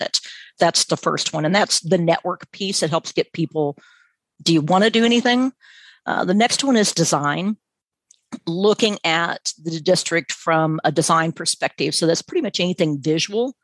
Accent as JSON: {"language": "English", "town": "Garnett", "region": "Kansas", "country": "United States", "tie": "born or raised there", "moved": "yes", "lives_now": "Alabama, United States", "said": "I grew up in the rural part of Kansas, and we pretty much stayed around Garnett"}